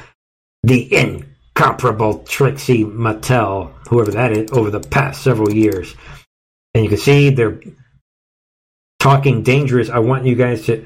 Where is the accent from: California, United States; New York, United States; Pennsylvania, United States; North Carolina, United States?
New York, United States; New York City; I grew up in New York